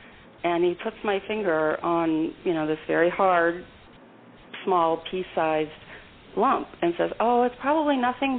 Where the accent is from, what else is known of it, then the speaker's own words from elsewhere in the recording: St. Louis, Missouri, United States; I am so excited, and I'm also so excited because I have to tell you, I'm from St. Louis, Missouri.